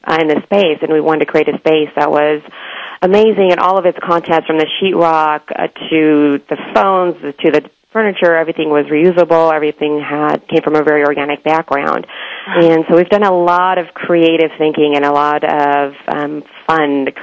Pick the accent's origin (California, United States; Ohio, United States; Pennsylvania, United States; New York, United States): California, United States; Bay Area; also born or lived in India; I grew up in the Bay Area here